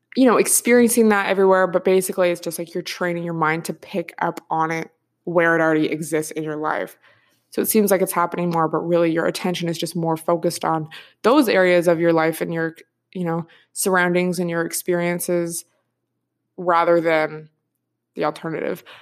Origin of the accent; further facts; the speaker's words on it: outside of Seattle, Washington, United States; moved away; I grew up, like, outside of Seattle.